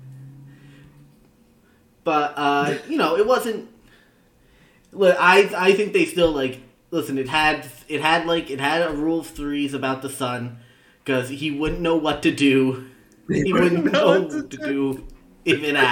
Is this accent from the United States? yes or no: yes; New York metropolitan area, United States; me and Connor are both growing up in the New York metropolitan area